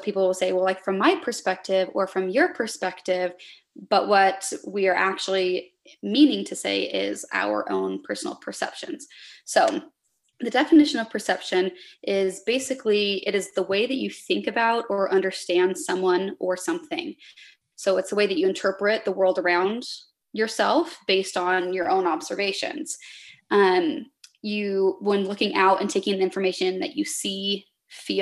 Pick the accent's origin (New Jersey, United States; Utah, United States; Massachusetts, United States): Utah, United States; Salt Lake Valley; I grew up in the Salt Lake Valley